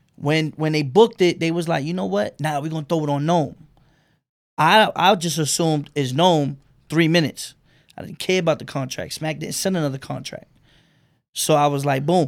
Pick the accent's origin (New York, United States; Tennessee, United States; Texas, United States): New York, United States; New York City; I'm from Bed-Stuy on Myrtle